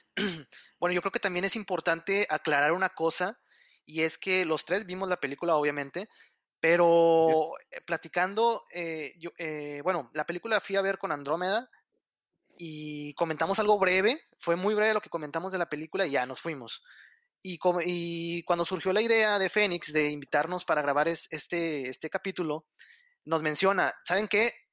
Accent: Monterrey, Nuevo León, Mexico; yo soy de Monterrey, aquí en Monterrey

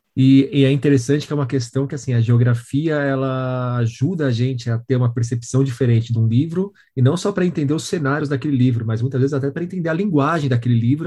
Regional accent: São Paulo, Brazil; eu sou da periferia de São Paulo

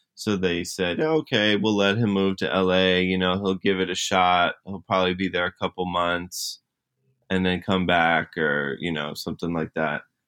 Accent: New Jersey, United States; I was in New Jersey. That's where I grew up

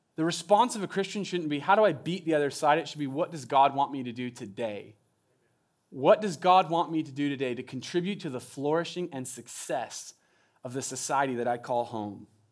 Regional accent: Southern Oregon, United States; moved away as an adult; now in Eugene, United States; I'm from Southern Oregon

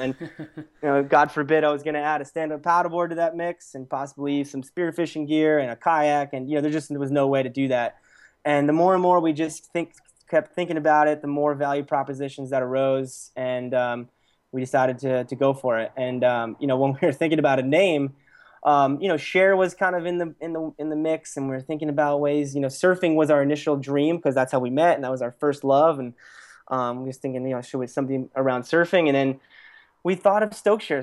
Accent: Lehigh Valley, Pennsylvania, United States; moved away as an adult; now in Los Angeles, United States; I originally grew up in, in Pennsylvania in a place called the Lehigh Valley

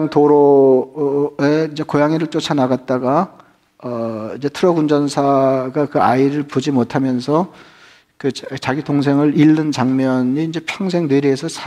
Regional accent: Geumho-dong, Seoul, South Korea; 제가 자랄 때는 뭐 금호동만 그랬는지 잘 모르겠는데

